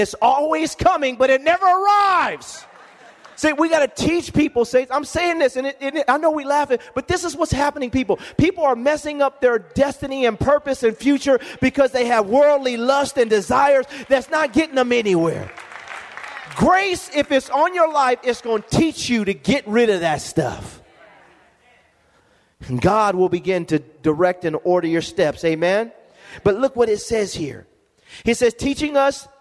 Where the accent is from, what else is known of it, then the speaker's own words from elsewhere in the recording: Lompoc, California, United States; moved away; I go back to my hometown